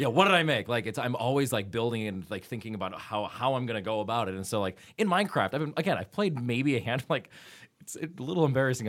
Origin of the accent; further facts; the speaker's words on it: Wisconsin, United States; I'm from Wisconsin